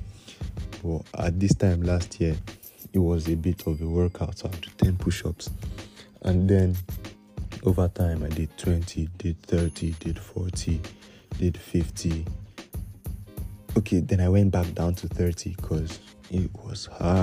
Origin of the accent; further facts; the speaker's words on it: Nigeria; As Nigerian